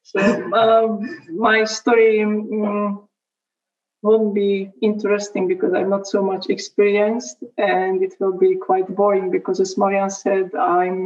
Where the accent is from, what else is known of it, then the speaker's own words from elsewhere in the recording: Slovakia; now in Kosice, Slovakia; I just started my study at university in the city I live now, which is 70 kilometers